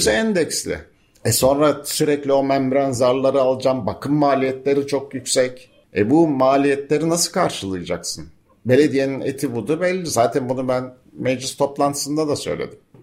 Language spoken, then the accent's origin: Turkish; Bozcaada, Çanakkale, Turkey; çocukluğumuzda araç yoktu burada